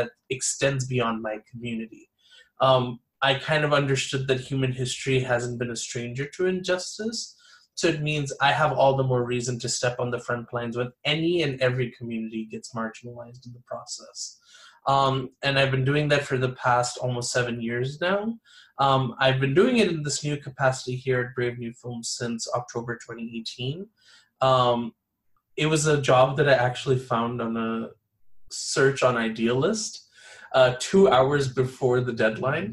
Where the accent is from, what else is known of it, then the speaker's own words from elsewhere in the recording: Los Angeles, California, United States; I was born and raised here in Los Angeles